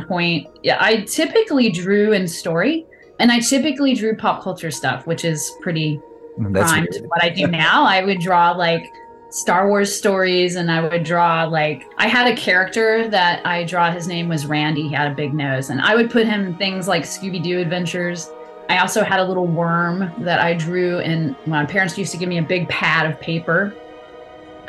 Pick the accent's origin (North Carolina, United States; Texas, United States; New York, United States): Texas, United States; Waco; I grew up in the town of Waco, Texas